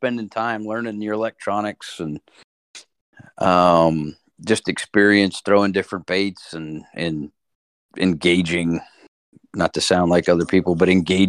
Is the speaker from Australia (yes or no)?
no; Florida, United States; growing up in Florida